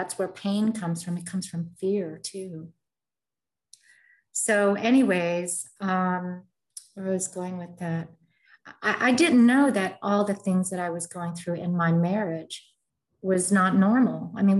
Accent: Philippines; I grew up in a family where the values are different. I'm Filipino and Spanish.

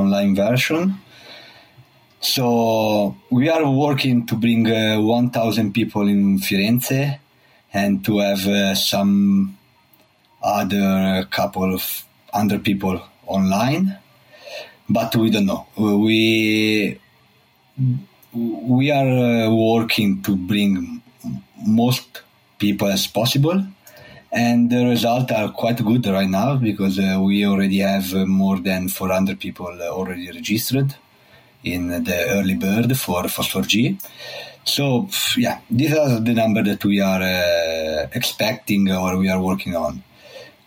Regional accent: Italy; also born or lived in Trento / Geneva; I'm from Italy. I live in Trento, in the north of part of Italy

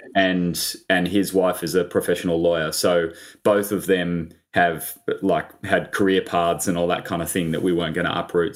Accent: Sydney, New South Wales, Australia; also born or lived in London; I grew up in Sydney, um, on the beaches

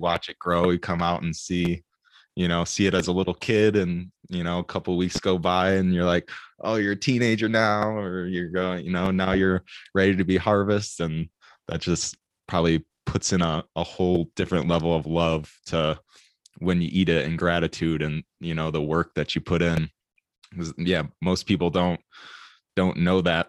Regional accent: Michigan, United States; I come from Michigan and kind of just like the suburbs and stuff

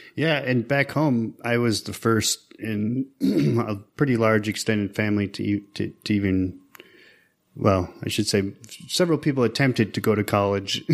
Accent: Tuscarora Reservation, Western New York, United States; I'm from Tuscarora. I'm a citizen of the Tuscarora Nation. Uh, this is out in, right now, Western New York, um, near Niagara Falls. Um, I grew up, uh, you know, on the reservation

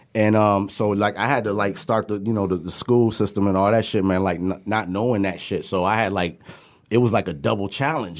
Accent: Pontiac, Michigan, United States; born or raised there; also born or lived in New York / Puerto Rico

